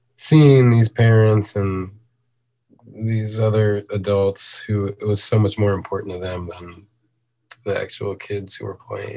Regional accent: St. Louis, Missouri, United States; now in Chicago, United States; I grew up in St. Louis

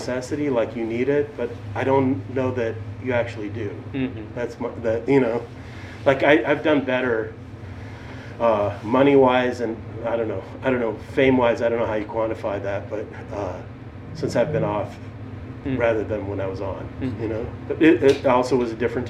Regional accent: Boston, Massachusetts, United States; moved away as an adult; also born or lived in Moscow, Russia / New York; now in Chicago, United States; I was born in Moscow in the USSR, and then my family unfortunately moved to Boston, which is a city I hate

